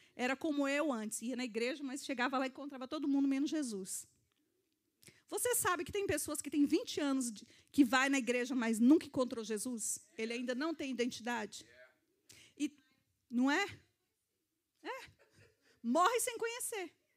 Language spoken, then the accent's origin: Portuguese; Brazil; moved away